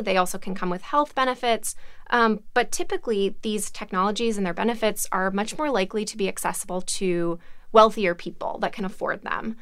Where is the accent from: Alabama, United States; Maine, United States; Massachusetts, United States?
Alabama, United States; I'm from Alabama